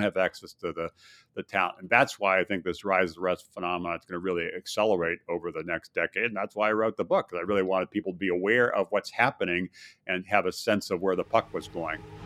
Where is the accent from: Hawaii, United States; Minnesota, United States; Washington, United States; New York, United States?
Hawaii, United States; also born or lived in Midwest; now in Virginia, United States; I did grow up in, in Hawaii